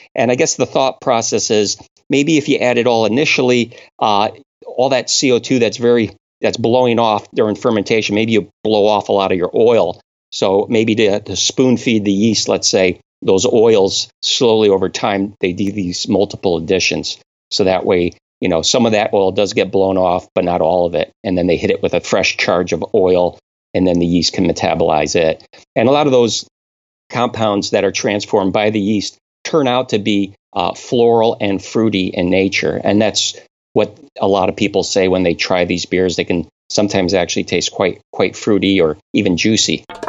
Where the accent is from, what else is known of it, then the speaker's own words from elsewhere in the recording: Connecticut, United States; moved away; I'm originally from New England. I was born and raised in Connecticut.